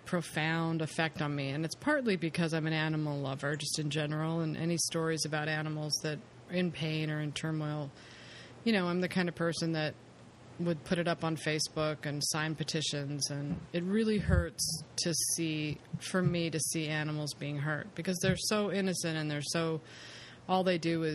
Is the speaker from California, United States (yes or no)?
yes; California, United States; being a Californian